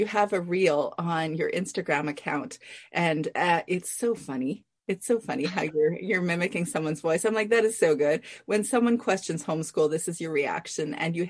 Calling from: British Columbia, Canada; I'm in British Columbia.

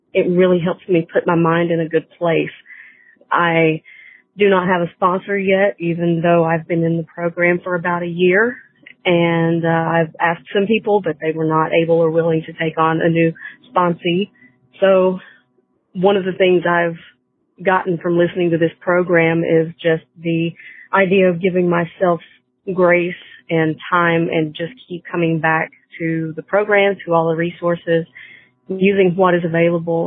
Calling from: North Carolina, United States; I'm calling from North Carolina

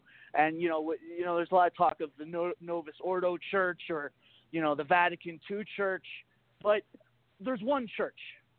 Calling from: Northeast, United States; terms. Like Northeast.

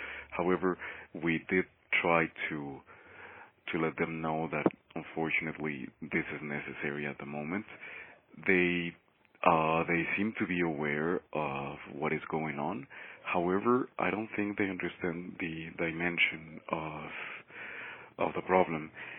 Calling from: Mexico City, Mexico; I am calling from Mexico City. I work here with the La Yeca Collective

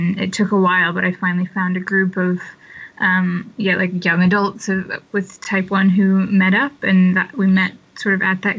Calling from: Cheltenham, South West England, United Kingdom; I'm in the UK right now, a couple hours outside of London, a town called Cheltenham.

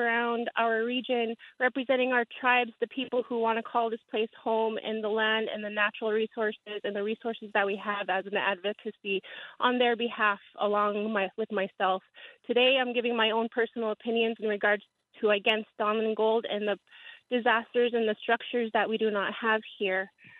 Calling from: Bethel, Alaska, United States; I'm calling from Bethel, Alaska.

